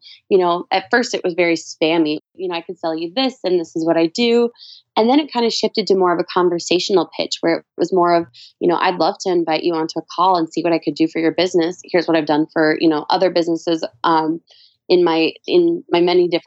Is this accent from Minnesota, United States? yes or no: yes; Minnesota, United States